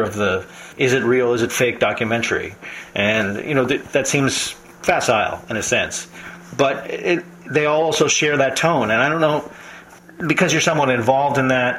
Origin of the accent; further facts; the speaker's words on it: New York, United States; I am from New York